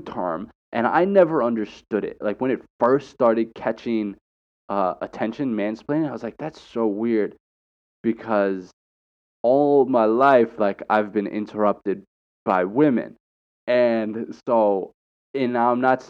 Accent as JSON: {"language": "English", "country": "United States"}